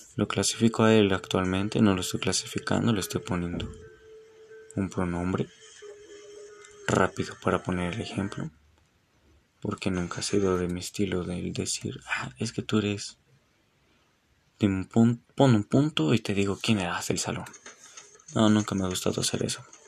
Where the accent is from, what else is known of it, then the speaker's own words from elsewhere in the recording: Mexico; no estoy en contra de sentirse orgulloso como mexicano